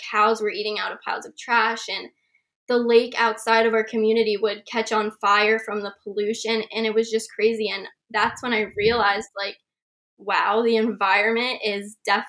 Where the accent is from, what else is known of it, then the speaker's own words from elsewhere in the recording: Bucks County, Pennsylvania, United States; also born or lived in India; now in Long Beach Island, United States; I'm 17 years old. I grew up in Bucks County, Pennsylvania, and in LBI. So I've been here every summer, and a few years ago, we moved here permanently. So I've been here full time.